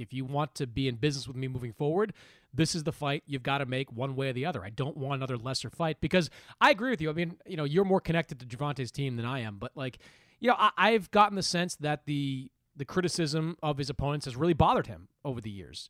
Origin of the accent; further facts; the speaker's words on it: Quincy, Massachusetts, United States; there's also the original Dunkin' Donuts in my hometown